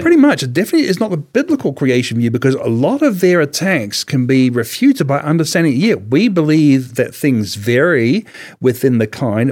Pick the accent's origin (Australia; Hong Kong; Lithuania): Australia; Ararat, Victoria; I was born in Ararat in Australia